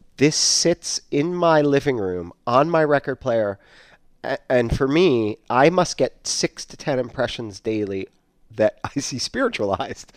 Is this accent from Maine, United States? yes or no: yes; Maine, United States; moved away; I grew up in Maine